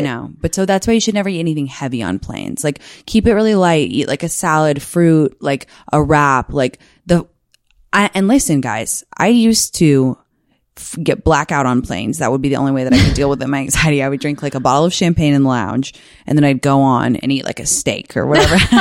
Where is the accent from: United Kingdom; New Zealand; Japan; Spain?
United Kingdom; London; moved away; I'm from London.